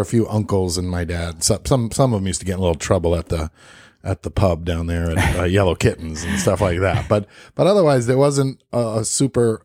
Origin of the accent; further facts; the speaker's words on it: New York, United States; I grew up in New York